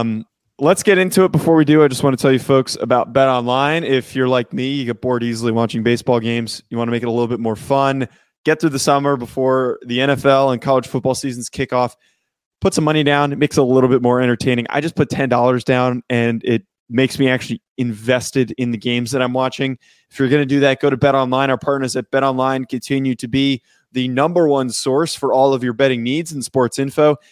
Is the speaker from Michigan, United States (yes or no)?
no; New Jersey, United States; I was from North Jersey